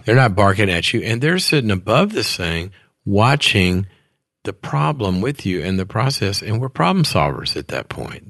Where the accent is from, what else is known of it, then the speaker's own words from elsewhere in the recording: Mississippi, United States; moved away as an adult; also born or lived in Texas; I went to school in Texas. I, I was from Mississippi